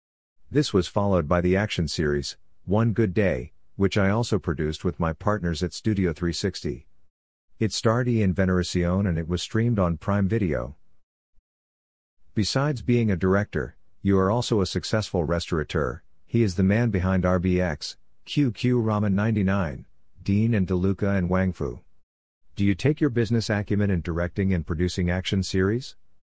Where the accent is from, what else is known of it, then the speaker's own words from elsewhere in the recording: Binondo, Metro Manila, Philippines; I grew up in Binondo, in Chinatown. As a Filipino Chinese, it's very common for us to study the Chinese culture.